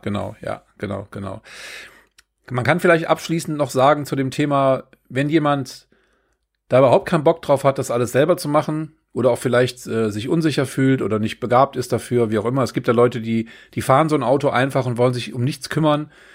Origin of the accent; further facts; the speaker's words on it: Germany; wir als, äh, als Deutsche oder als äh, Kontinentaleuropäer